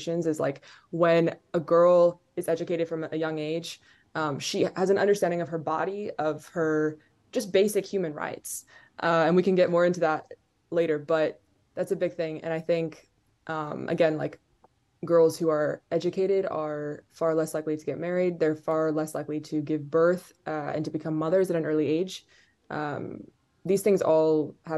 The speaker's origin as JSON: {"language": "English", "country": "Qatar", "tie": "born or raised there", "said": "I grew up in Qatar"}